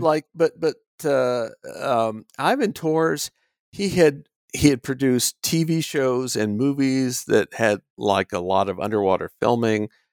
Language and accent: English; United States; I'm an American